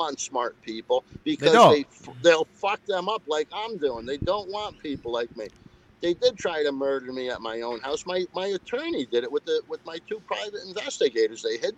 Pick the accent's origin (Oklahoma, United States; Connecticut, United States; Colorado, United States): Connecticut, United States; Stamford; I'm born and raised in Stanford.